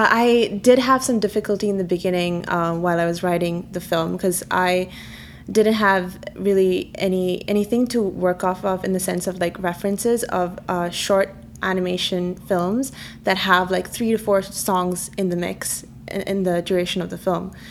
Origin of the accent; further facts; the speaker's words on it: Kerala, India; first language Malayalam; English is a second language; Actually, it means um, cat in my mother tongue, which is Malayalam.